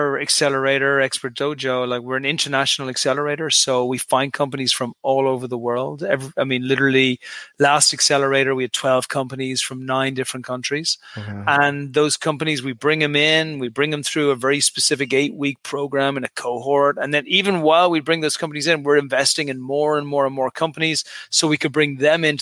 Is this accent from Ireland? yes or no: yes; Dublin, Leinster, Ireland; moved away as an adult; also born or lived in United Kingdom / New York / Dallas / Houston; now in Santa Monica, United States; I'm an Irish guy originally. I came from Dublin, Ireland. Left to Ireland when I was 18 or 19.